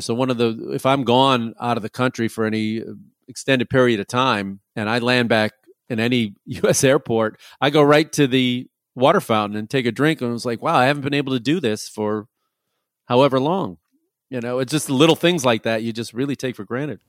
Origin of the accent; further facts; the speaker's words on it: Chicago, Illinois, United States; moved away; also born or lived in Los Angeles; I'm originally from Chicago and, uh, I lived in L A for a long time.